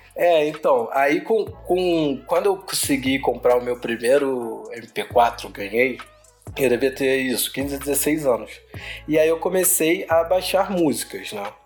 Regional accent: Rio de Janeiro, Brazil; sou da Rocinha, né? Sou da Zona Sul

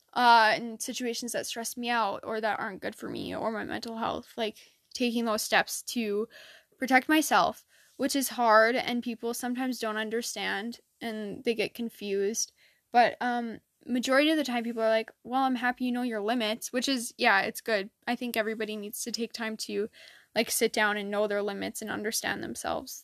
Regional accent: Michigan, United States; in my state, I'm from Michigan

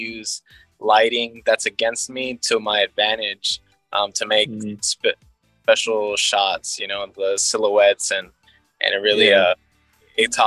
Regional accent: Houston, Texas, United States; I'm originally from Houston

